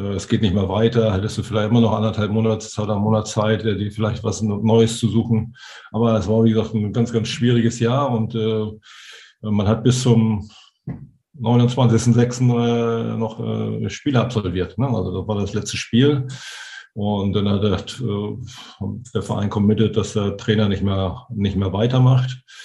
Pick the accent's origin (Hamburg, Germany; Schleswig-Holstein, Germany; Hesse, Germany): Hamburg, Germany; als Hamburger